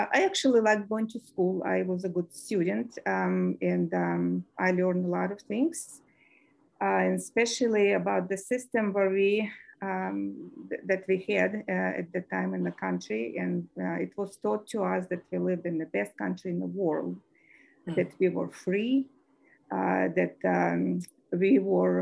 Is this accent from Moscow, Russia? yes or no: yes; Moscow, Russia; moved away as an adult; I was born in Moscow